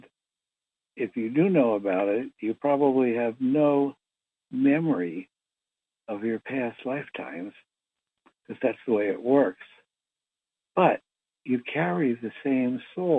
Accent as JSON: {"language": "English", "town": "Philadelphia", "region": "Pennsylvania", "country": "United States", "tie": "born or raised there", "said": "I was born in Philadelphia to a middle-class Jewish family"}